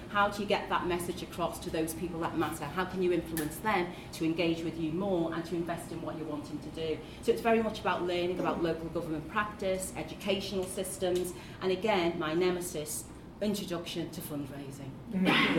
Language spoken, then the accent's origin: English; Liverpool, North West England, United Kingdom; accent: Scouse; as you can hear from the accent, yes, I am a Scouser, and my journey from child to now has really mostly been here in Liverpool